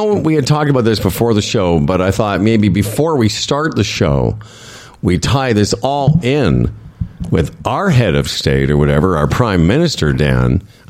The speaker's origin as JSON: {"language": "English", "country": "Canada", "said": "As a Canadian, I'm very embarrassed by the disrespect shown by the PM."}